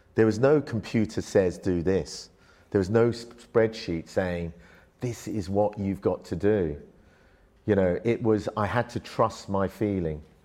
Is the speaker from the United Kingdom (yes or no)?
yes; London, United Kingdom; also born or lived in Malaysia; I went from an upbringing where in Malaysia, my family were a very wealthy family. We had a very big rubber plantation, uh, had, you know, servants, cleaners, X, Y, Z, to being in a council estate in London, literally with nothing.